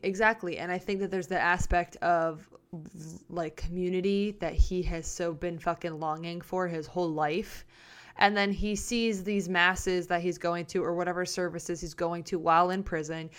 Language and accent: English; United States